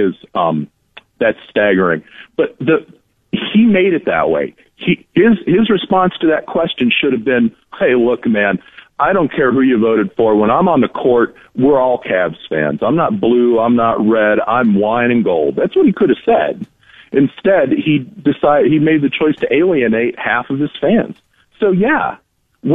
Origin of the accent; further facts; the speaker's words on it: Akron, Ohio, United States; I grew up in the Akron area